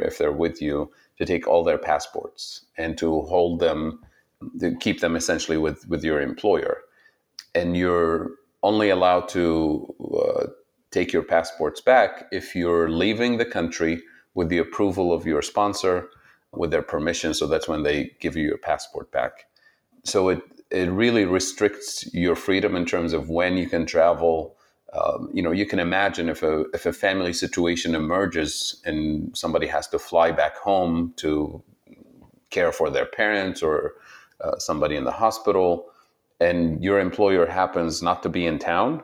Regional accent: Tunisia; English is a second language; moved away as an adult; also born or lived in Saudi Arabia; now in Ohio, United States; I was born in Saudi Arabia and lived there for a while, went to school there even. My mother's side of the family is from Saudi Arabia and different parts of the region, the Middle East. My father's side of the family is from Tunisia and North Africa. So I went to school there for a few years. And then when I was nine, we had to move back to Tunisia for a number of reasons

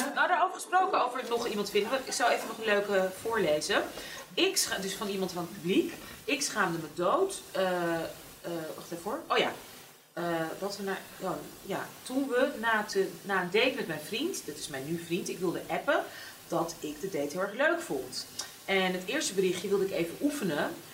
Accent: Amsterdam, North Holland, Netherlands; ik ben in Amsterdam opgegroeid, super wit, super hockey

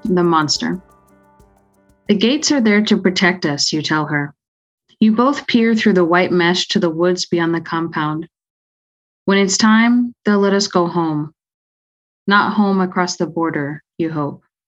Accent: Austin, Texas, United States; I was born in Austin, Texas, and uh, currently live in the area

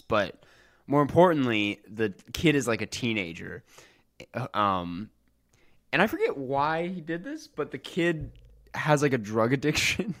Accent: Minnesota, United States; I'm from Minnesota

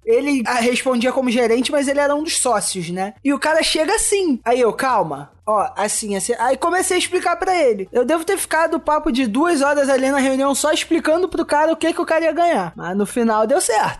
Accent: Maricá, Rio de Janeiro, Brazil; Eu sou de Maricá, é, tipo, perto do Rio

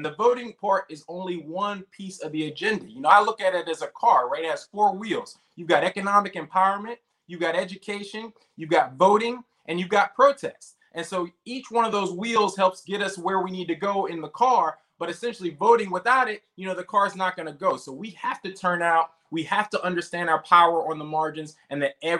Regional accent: Charlotte, North Carolina, United States; I voted in my swing state, North Carolina, Charlotte, my hometown

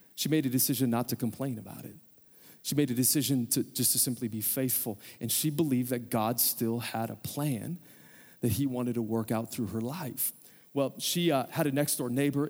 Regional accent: United States; As American Christians

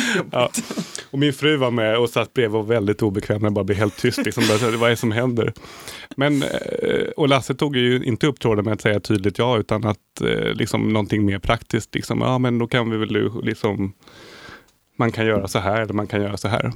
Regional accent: Sweden; jag är lyckligt lottad som svensk

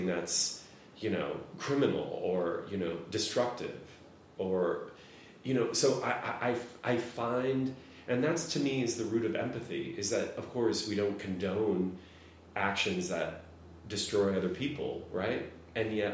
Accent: Midwest, United States; I was gay and I grew up in the Midwest

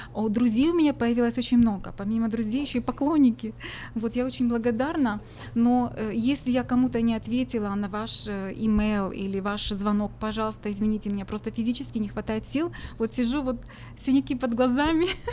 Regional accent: Ukraine; now in Sacramento, United States; я сама из Украины, хохлушка

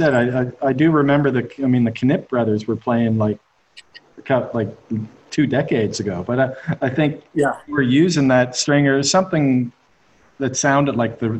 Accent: Canada; I'm Canadian.

